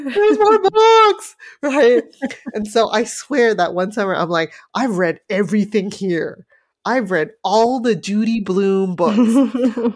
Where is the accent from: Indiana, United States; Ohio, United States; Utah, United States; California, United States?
California, United States; San Francisco; growing up in San Francisco, Chinatown, you know, when I was very, very young